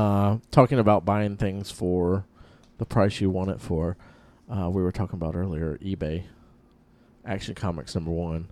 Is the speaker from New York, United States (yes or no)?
no; Florida, United States; I'm from Florida.